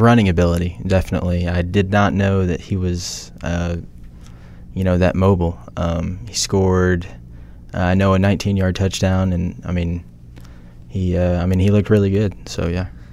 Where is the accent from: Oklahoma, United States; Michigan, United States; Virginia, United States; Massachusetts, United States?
Oklahoma, United States; Norman; I went to Norman North, Uh, played baseball there